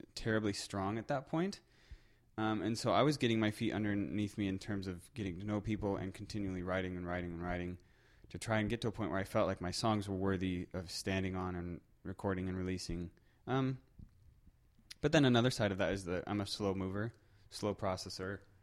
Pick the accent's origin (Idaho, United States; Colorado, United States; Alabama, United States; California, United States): Colorado, United States; moved away as an adult; also born or lived in southern Germany; now in Manitoba, Canada; I'm originally from Colorado